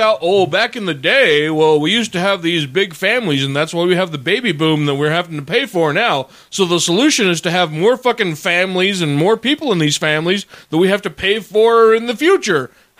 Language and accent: English; New Jersey, United States; I come from Jersey with all the casinos.